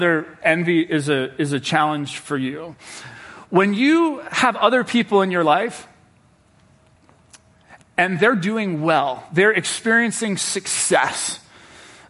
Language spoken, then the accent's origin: English; Cincinnati, Ohio, United States; now in Washington, D.C., United States; I'm from Cincinnati, Ohio